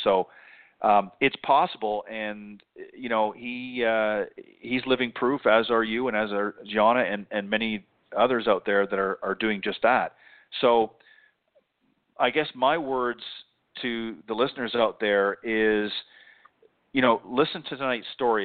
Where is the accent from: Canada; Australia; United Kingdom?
Canada; moved away; I'm originally from Canada